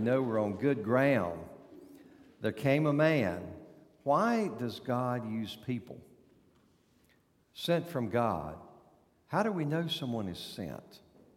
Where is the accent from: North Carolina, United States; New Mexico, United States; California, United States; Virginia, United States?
North Carolina, United States; moved away; You know from my accent that I was born in North Carolina